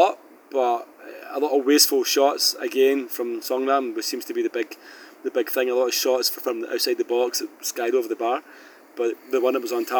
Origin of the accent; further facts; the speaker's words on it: Scotland, United Kingdom; now in South Korea; I'm Scottish